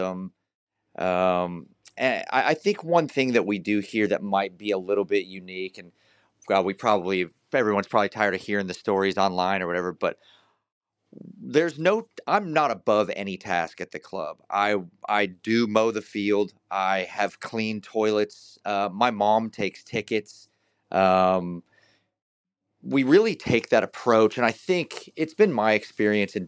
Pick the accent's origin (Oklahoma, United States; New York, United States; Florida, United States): Oklahoma, United States; Tulsa; born or raised there; also born or lived in northern Wisconsin